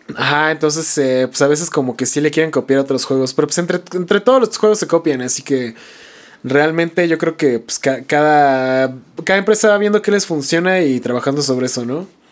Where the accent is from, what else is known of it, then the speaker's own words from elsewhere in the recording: Toluca, State of Mexico, Mexico; nosotros que somos de Toluca